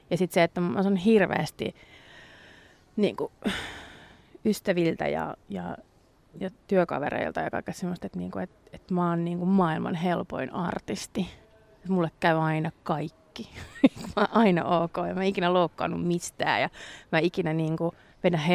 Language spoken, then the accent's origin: Finnish; Ireland; kun mä oon irlantilainen ja mä äiti on syntynyt englanniksi, mut kasvatettu